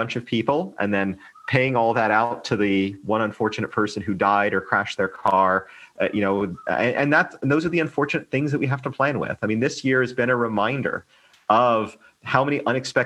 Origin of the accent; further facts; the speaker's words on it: United States; now in Hong Kong; I'm American